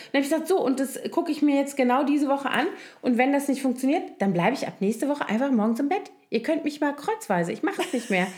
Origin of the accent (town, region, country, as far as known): Koblenz, Rhineland-Palatinate, Germany; born or raised there; moved away